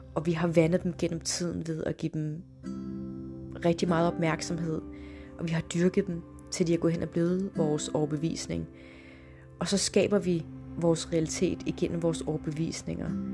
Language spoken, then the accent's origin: Danish; Denmark; also born or lived in Morocco (ancestry); Jeg er jo født og opvokset i Danmark, men har, hvad skal man sige, nordafrikanske rødder